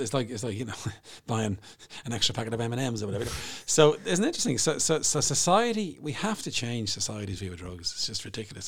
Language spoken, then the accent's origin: English; Bray, Leinster, Ireland; Bray, my hometown